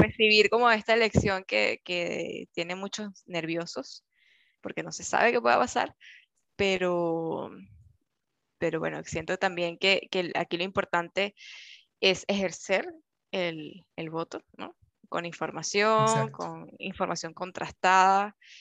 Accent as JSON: {"language": "Spanish", "country": "Venezuela", "moved": "yes", "lives_now": "Chile", "said": "en mi caso que soy venezolana"}